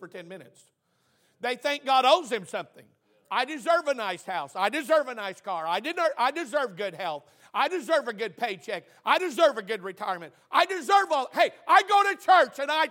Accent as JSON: {"language": "English", "region": "Oklahoma", "country": "United States", "said": "I'm from Oklahoma"}